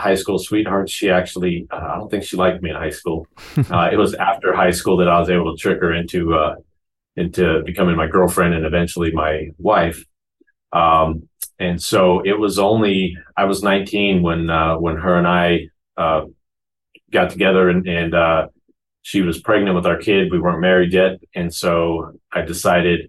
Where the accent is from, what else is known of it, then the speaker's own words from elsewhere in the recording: Phoenix, Arizona, United States; also born or lived in Queen Creek, Arizona; So I was born in Phoenix, Arizona. And my mom and dad at the time lived in what is now referred to as South Phoenix, along with my grandparents lived in the area as well. Grew up there, and all the way through my freshman year of high school was in Phoenix.